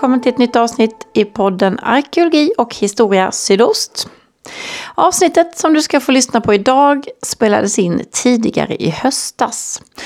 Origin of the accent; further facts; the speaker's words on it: Karlskrona, Blekinge, Sweden; själv växte jag upp på 80-talet. Eh, kalla kriget eh, låg som en blöt filt över oss. I en stad som Karlskrona